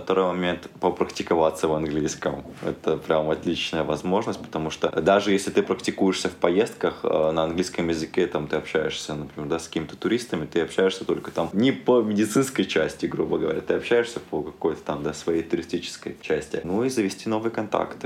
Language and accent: Russian; Abkhazia, Georgia; moved away; also born or lived in Perm, Russia; сам родом из Абхазии